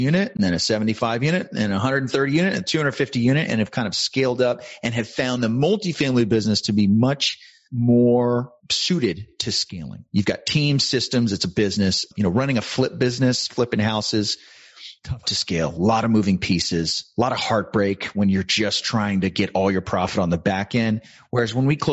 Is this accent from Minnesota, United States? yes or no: no; San Antonio, Texas, United States; I was born and raised in San Antonio, Texas, graduated college here